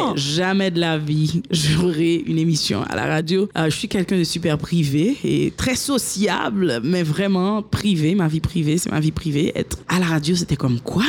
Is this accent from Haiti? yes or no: yes; Haiti; also born or lived in United States; je suis née en Haïti, j'ai été élevée ici, j'ai étudié ici et jusqu'à l'université.